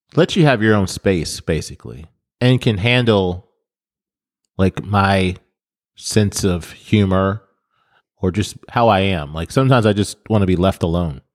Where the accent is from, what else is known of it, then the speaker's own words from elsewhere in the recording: Detroit, Michigan, United States; moved away; I'm from Detroit